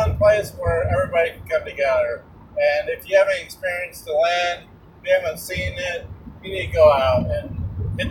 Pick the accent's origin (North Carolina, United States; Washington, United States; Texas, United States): Washington, United States; moved away as an adult; also born or lived in Oklahoma; my home state of Washington, getting the family moved in with me. We'll get all settled up there as a family. I'm originally from the area